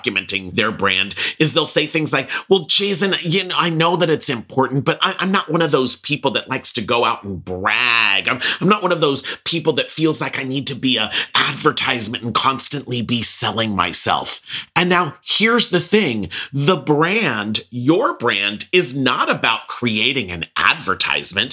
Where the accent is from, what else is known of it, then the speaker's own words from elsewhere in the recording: Pasadena, California, United States; I grew up in Pasadena, California